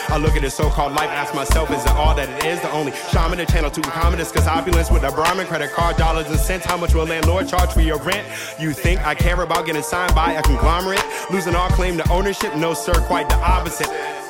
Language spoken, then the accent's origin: English; Washington, District of Columbia, United States; moved away as an adult; also born or lived in Atlanta; now in New York, United States; I grew up in Washington, D.C. I've lived in D.C., Atlanta, New York.